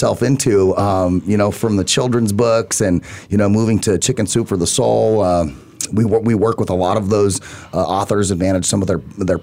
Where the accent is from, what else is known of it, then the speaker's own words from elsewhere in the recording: Arizona, United States; I'm from Arizona